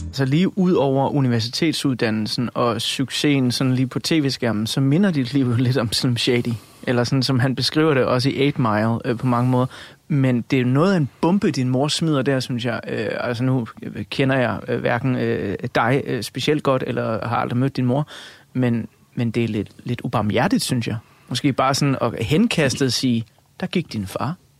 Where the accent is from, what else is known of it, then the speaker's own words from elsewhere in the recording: Funen, Southern Denmark, Denmark; Jeg er født og opvokset på Fyn.